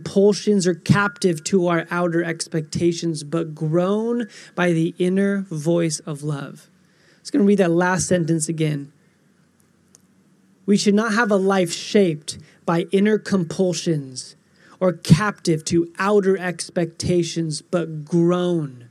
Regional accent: Phoenix, Arizona, United States; I was born in Phoenix

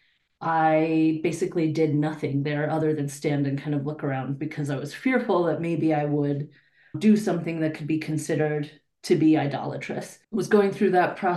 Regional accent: Denver, Colorado, United States; I was born and raised in Denver, been here my whole life, Denver, Colorado

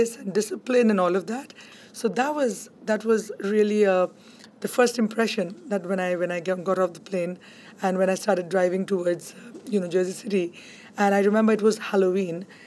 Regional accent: Kolkata, West Bengal, India; moved away as an adult; now in Hudson County, United States; I grew up in Calcutta in India, and it's supposed to be the cultural hub of India.

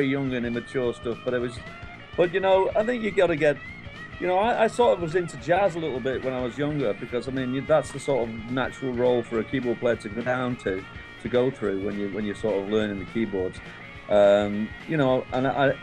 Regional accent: Manchester, North West England, United Kingdom; moved away as an adult; now in Wales, United Kingdom; I was born in Manchester in the UK

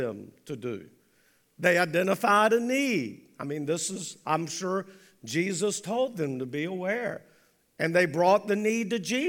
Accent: United States

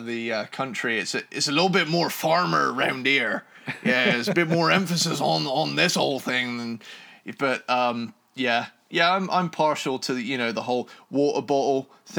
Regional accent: London, United Kingdom; Oh, yeah, we're all from London.

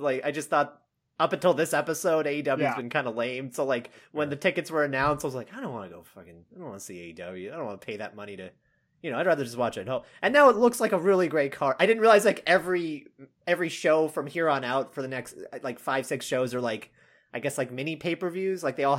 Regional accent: Austin, Texas, United States; I was so really fixated on the cool. Austin thing because I'm from Austin.

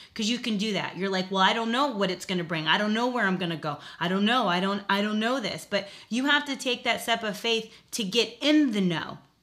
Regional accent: South Florida, United States; moved away as an adult; now in Virginia, United States; I lived in South Florida

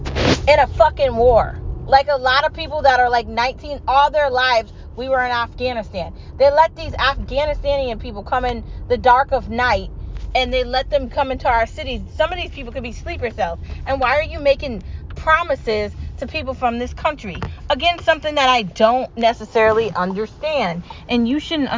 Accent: United States; I'm an American

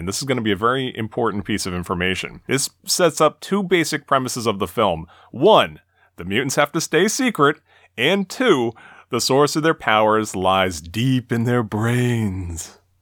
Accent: Massachusetts, United States; this is in my home state

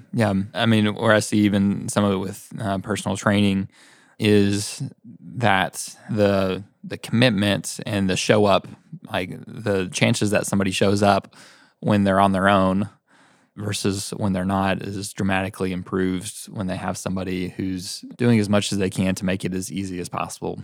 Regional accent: Knoxville, Tennessee, United States; also born or lived in Chattanooga; I grew up here in Knoxville

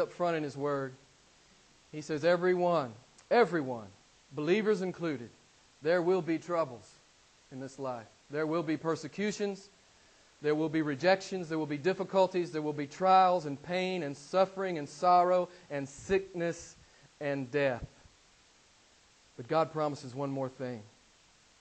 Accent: the southern part of America, United States; moved away; From the southern part

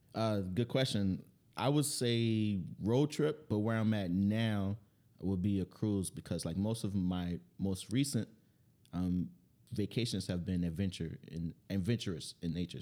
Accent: New Orleans, Louisiana, United States; I'm from New Orleans

